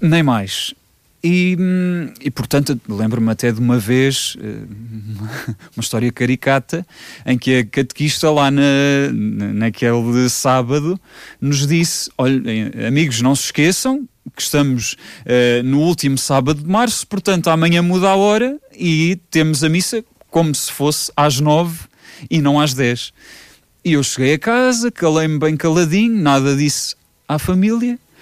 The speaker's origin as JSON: {"language": "Portuguese", "town": "Vimeiro", "region": "Centro", "country": "Portugal", "tie": "born or raised there", "said": "nasci no Vimeiro, não aqui no Conselho, mas no Vimeiro que pertence ao Conselho da Lourinhã, Uh, e hum, cresci sempre rodeado de muita história."}